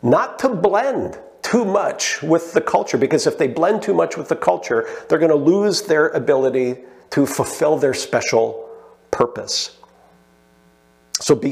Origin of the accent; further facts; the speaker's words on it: Canada; I love being Canadian. I wouldn't want to live anywhere else.